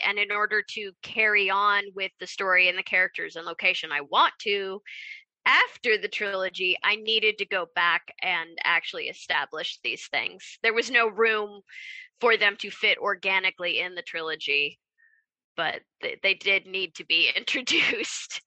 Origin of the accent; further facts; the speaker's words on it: Kansas, United States; I grew up in Kansas